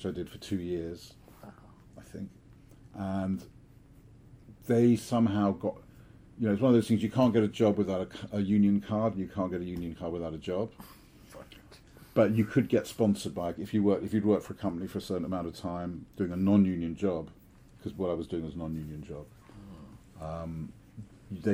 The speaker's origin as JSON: {"language": "English", "region": "London", "country": "United Kingdom", "tie": "born or raised there", "also_born_or_lived": "Switzerland", "said": "I was born and I grew up in London"}